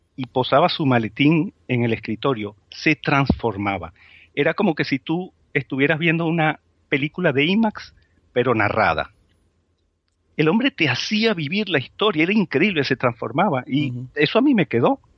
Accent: Spain; como españoles

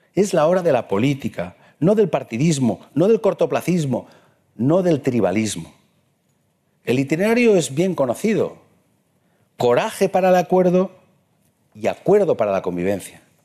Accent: Morella, Valencian Community, Spain; also born or lived in Madrid; nací en Morella, donde he sido diecisiete años alcalde

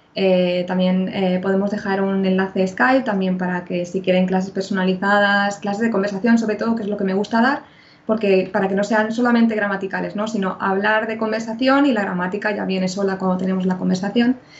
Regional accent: Spain; yo también soy española

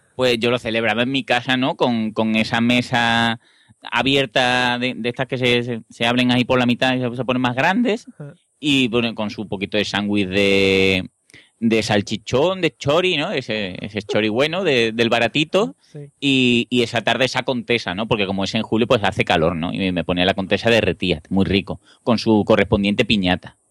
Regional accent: Seville, Andalusia, Spain; yo no vi un McDonald's en Sevilla hasta que no tuve por lo menos 10 o 12 años

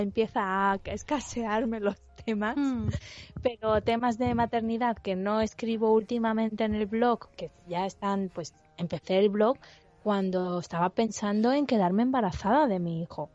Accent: Andalusia, Spain; yo soy andaluza y mi marido es vasco.

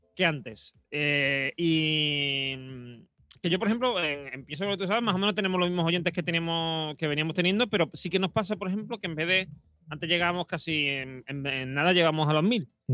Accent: Madrid, Community of Madrid, Spain; accent: Madrid; le hablo con, con acento de Madrid

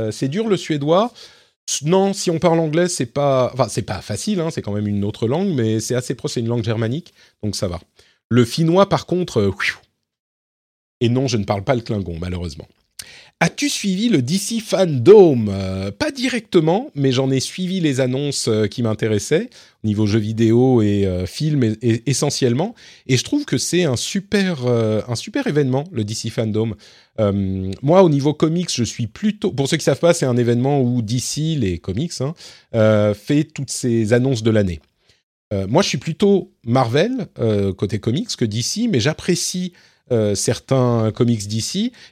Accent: Lebanon; born there; Je suis né au Liban, pour ceux qui ne savent pas. Euh, donc mes parents parlaient arabe correctement.

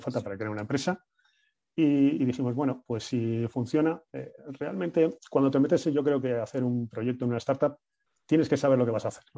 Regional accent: Bilbao, Basque Country, Spain; somos cuatro amigos, somos de Bilbao

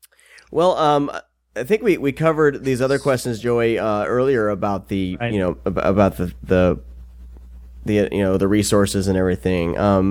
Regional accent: Iowa, United States; I'm from Iowa.

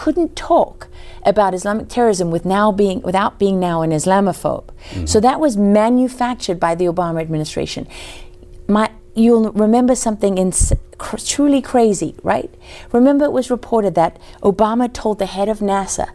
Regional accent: South Africa; now in United States; I came from South Africa.

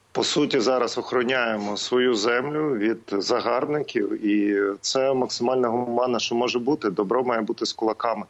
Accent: Donetsk Oblast, Ukraine; я з Донеччини

